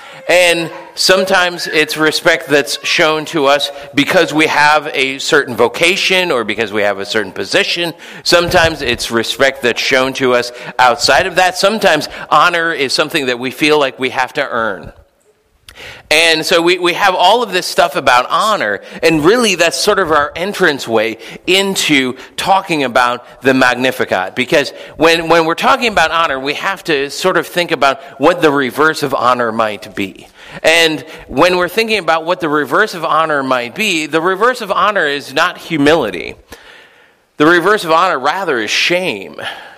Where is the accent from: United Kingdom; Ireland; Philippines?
Philippines; Dear brothers and sisters in Christ, when I was growing up in the Philippines, there was this other missionary kid.